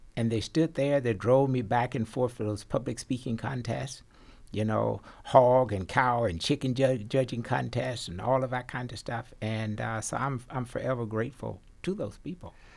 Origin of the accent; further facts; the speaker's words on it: Arkansas, United States; every boy growing up in Arkansas and other parts of the South, we had to take agriculture